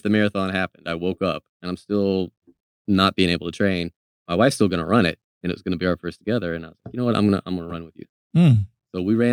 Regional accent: Irving, Texas, United States; I grew up in Irving, but in the Dallas area

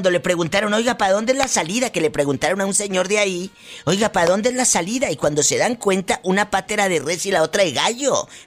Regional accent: Matamoros, Tamaulipas, Mexico; Yo soy de Matamoros, Tamaulipas, pero me gusta mucho

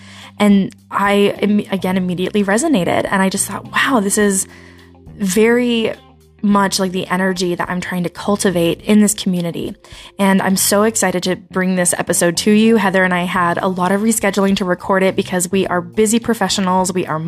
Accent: Utah, United States; growing up in Utah

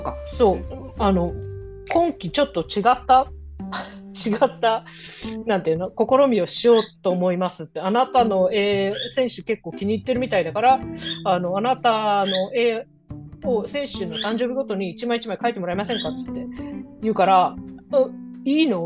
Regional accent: Japan; 私が日本人ってバレてない可能性あるみたいな

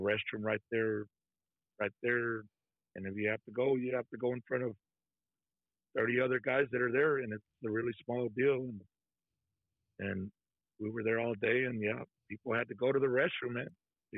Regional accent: Texas, United States; I'm from Texas

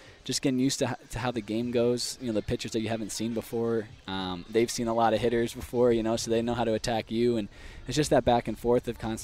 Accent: New York, United States; moved away as an adult; now in California, United States; I'm from New York

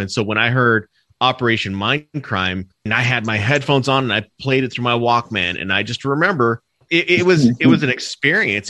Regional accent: Arizona, United States; where I grew up here in Arizona

